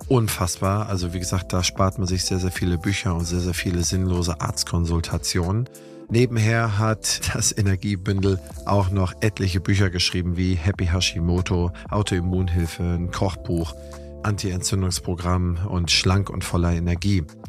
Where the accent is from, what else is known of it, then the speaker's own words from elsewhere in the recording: near Eckernförde, Schleswig-Holstein, Germany; ich bin ja auch Holsteiner, das heißt, ich komme hier aus der Nähe von Eckernförde